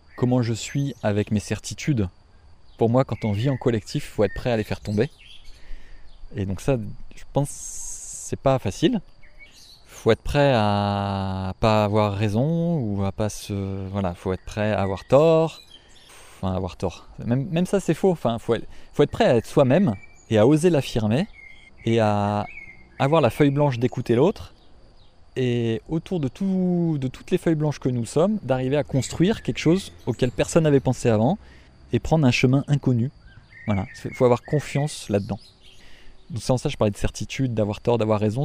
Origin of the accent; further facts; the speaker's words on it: France; also born or lived in Africa; on veut vivre chez nous, en France